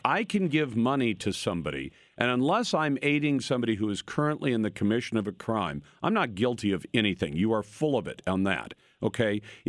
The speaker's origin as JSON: {"language": "English", "country": "United States", "tie": "born there", "said": "I was born in the United States."}